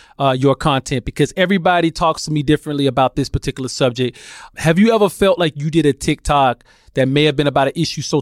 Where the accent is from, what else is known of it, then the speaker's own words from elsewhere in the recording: Alabama, United States; I grew up in the South. I grew up in Alabama